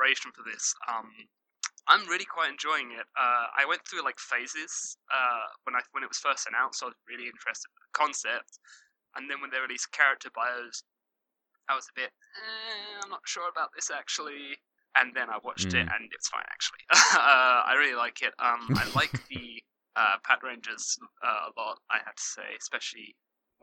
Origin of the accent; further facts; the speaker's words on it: United Kingdom; I'm British